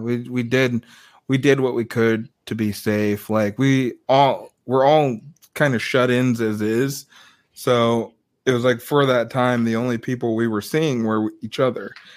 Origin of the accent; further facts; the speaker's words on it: Des Moines, Iowa, United States; moved away as an adult; also born or lived in Dallas, Texas; I'm from Des Moines, Iowa. I moved down there in 2016